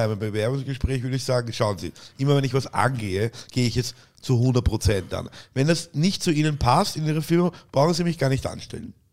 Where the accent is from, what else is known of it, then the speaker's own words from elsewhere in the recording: Vienna, Austria; Und deswegen heißt es bei uns in Wien auch Leihwand.